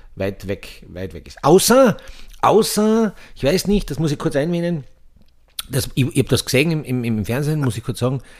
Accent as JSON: {"language": "German", "country": "Austria", "said": "bei uns in Österreich"}